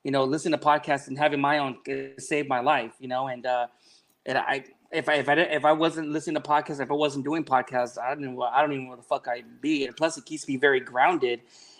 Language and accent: English; Long Beach, California, United States; also born or lived in Wilmington, California / Carson, California / Modesto, California / Bay Area, California; I was born in Long Beach, here at Long Beach Memorial Hospital.